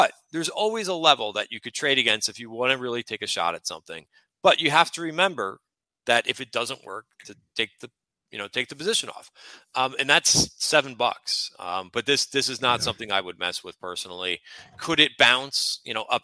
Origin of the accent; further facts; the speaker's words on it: North Plainfield, New Jersey, United States; now in New York City, United States; I grew up in Central Jersey. I'm in New York City now.